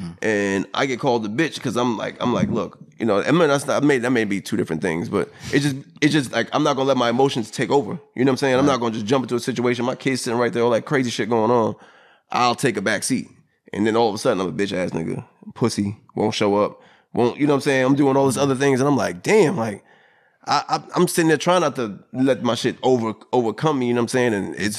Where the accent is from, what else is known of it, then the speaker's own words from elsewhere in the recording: New York, United States; I'm originally from New York. I'm from that, you know, I'm not saying I'm from exactly from the city, but I'm from the outskirts of the city.